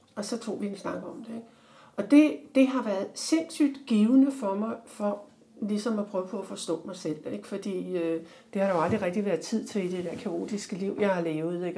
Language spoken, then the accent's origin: Danish; Denmark; jeg sidder der som dansker